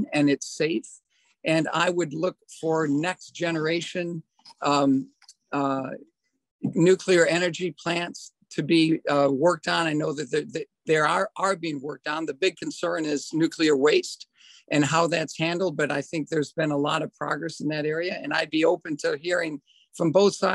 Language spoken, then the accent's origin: English; Madison, Wisconsin, United States; also born or lived in Raleigh, North Carolina; I grew up in Madison